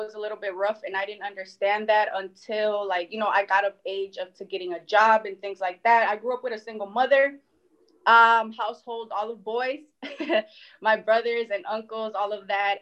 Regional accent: Milwaukee, Wisconsin, United States; also born or lived in Mexico; I'm originally from Mexico, but my family and I moved here to the United States when I was about three. I live in Milwaukee right now

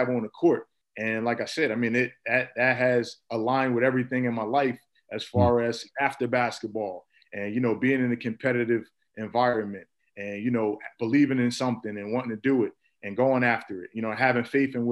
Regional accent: Irvington, New Jersey, United States; also born or lived in Newark, New Jersey; I was born in Newark, New Jersey, raised in Irvington, New Jersey, basically Essex County

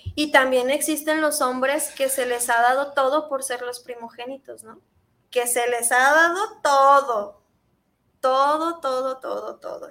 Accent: Mexico; socialmente como mexicanos

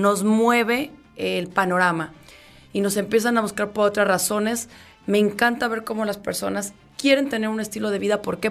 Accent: León, Guanajuato, Mexico; soy de León

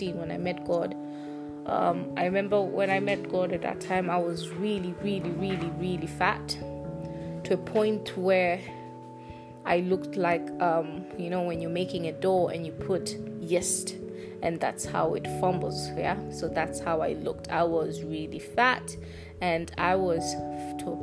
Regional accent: Tanzania; I'm from Tanzania

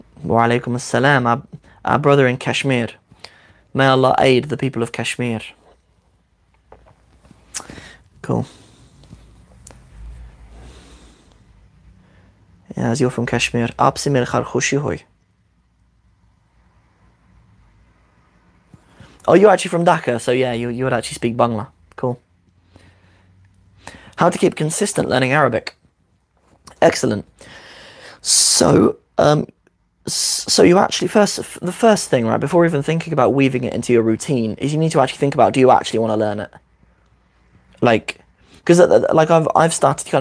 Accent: London, United Kingdom; Ami London take aschi

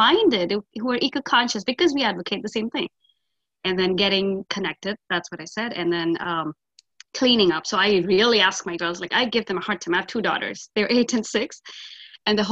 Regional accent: northern India, India; moved away; I was born and brought up in India in a very northern town part.

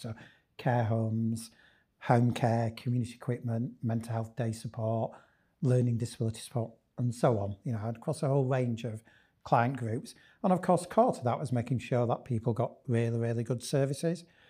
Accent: Leeds, Yorkshire and the Humber, United Kingdom; I'm very much a Leeds lad. Born and bred in Leeds

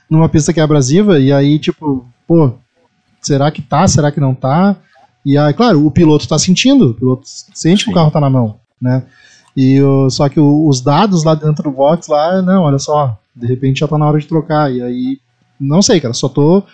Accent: the South, southern Brazil, Brazil; É uma expressão que a gente usa muito aqui no Sul

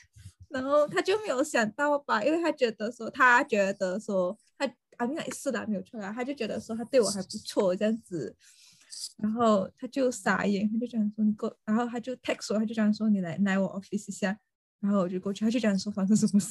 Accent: Fuzhou, Fujian, China; 我们就是福州人啊

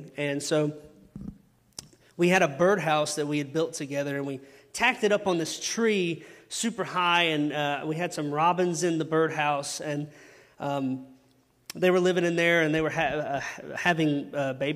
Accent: Chesnee, South Carolina, United States; I'm from Chesney

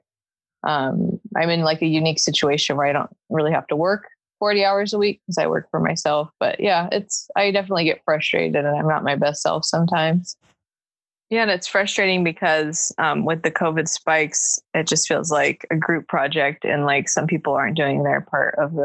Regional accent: Los Angeles, California, United States; also born or lived in Santa Cruz; now in Long Beach, United States; I grew up in the Valley.

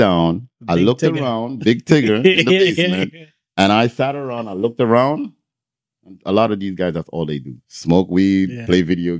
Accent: Toronto, Ontario, Canada; I'm from Toronto.

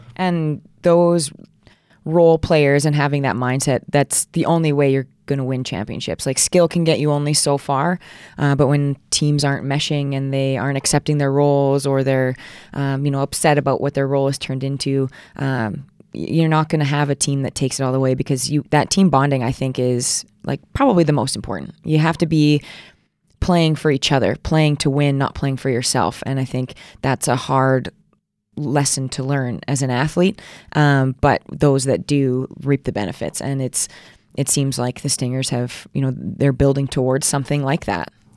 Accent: Alberta, Canada; also born or lived in Edmonton / Saskatoon; I grew up, like, super small town, about an hour east

